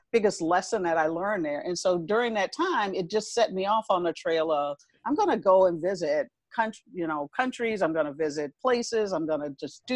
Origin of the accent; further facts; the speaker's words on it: Chicago, Illinois, United States; moved away as an adult; also born or lived in South Dakota / Nebraska / Arkansas / St. Louis; I was born and raised in Chicago